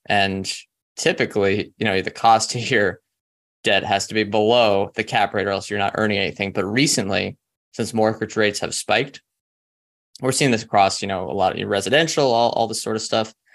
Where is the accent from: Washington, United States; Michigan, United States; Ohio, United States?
Washington, United States; Seattle; we're from Seattle